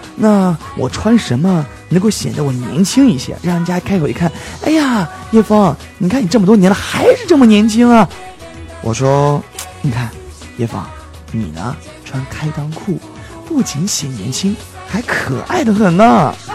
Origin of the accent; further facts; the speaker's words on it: Henan, China; 我是河南人